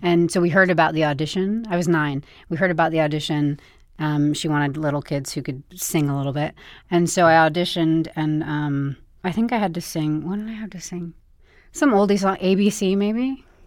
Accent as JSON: {"language": "English", "town": "Bedford", "region": "New York", "country": "United States", "tie": "born or raised there", "said": "I grew up in Bedford, New York."}